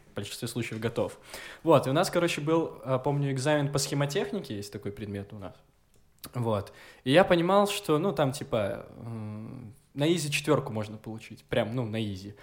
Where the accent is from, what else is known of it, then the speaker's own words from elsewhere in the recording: Gomel, Gomel Region, Belarus; я из Гомеля, я чернобыльский